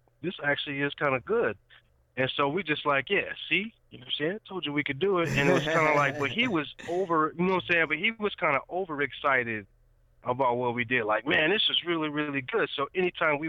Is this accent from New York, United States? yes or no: yes; Rochester, New York, United States; now in Nashville, United States; I'm from, you know what I'm saying, Rochester, New York